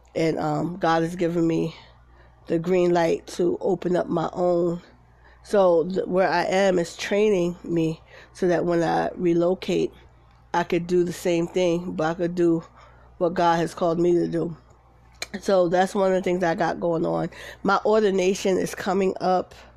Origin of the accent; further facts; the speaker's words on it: Paterson, United States; moved away; I'm from Patterson, you know, fair east side